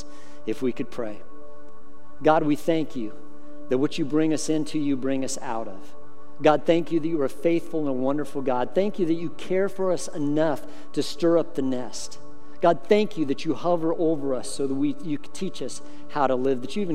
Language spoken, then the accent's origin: English; Colorado, United States; I grew up in Colorado